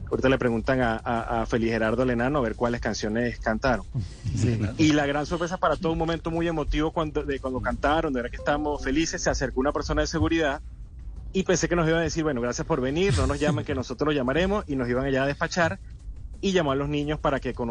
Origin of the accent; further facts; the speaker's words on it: Venezuela; moved away as an adult; also born or lived in Medellín, Colombia; now in Colombia; Yo soy venezolano